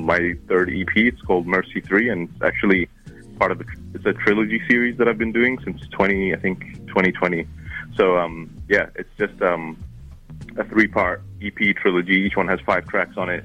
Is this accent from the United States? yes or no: no; New Zealand; accent: hybrid of Arabic and Kiwi; my accent, which is like a hybrid of Arabic and Kiwi